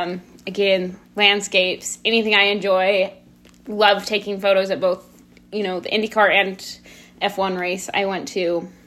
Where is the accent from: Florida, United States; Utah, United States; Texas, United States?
Utah, United States; born there; now in Idaho, United States; Yeah, so I was born in Utah. My family's moved back and forth between Utah and Idaho multiple times. Family loves moving. But last little bit, we've been up here in Idaho.